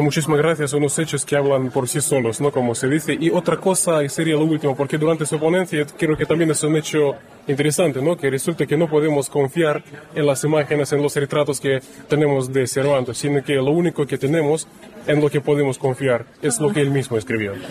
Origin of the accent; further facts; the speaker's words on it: Russia; Spanish is a second language; yo soy rusa